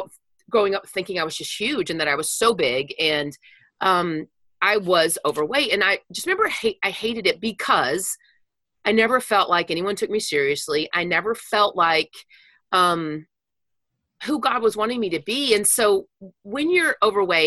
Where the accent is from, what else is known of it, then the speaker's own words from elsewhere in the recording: Wichita Falls, Texas, United States; I grew up in Wichita Falls, Texas.